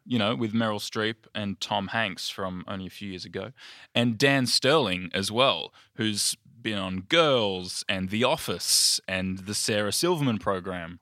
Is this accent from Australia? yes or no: no; United Kingdom; I'm a Brit